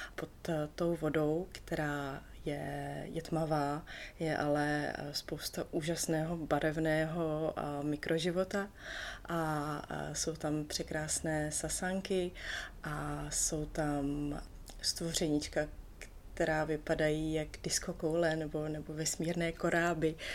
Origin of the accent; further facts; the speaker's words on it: Czechia; Tady u nás v Čechách jsem se pod ledem vždycky potápěla